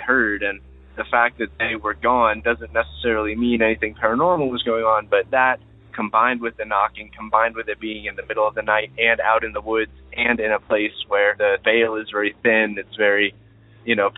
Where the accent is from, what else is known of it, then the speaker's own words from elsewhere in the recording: Ohio, United States; I'm from Ohio